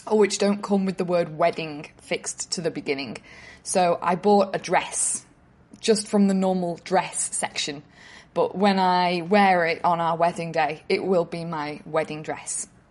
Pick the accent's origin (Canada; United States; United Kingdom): United Kingdom; North West England; now in Sydney, Australia; I'm originally from Northwest England, but I'm contacting you from Sydney, where I live now